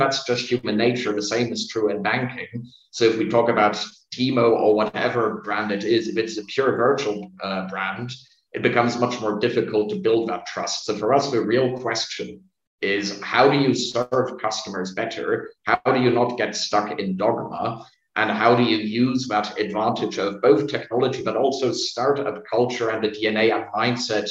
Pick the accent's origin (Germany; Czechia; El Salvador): Germany; I'm not Vietnamese by origin. I was born in Germany